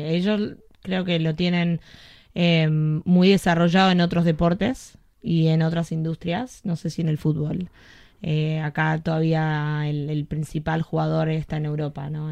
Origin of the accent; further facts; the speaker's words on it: Argentina; also born or lived in Greece; now in United States; yo soy argentina, crecí yendo a Racing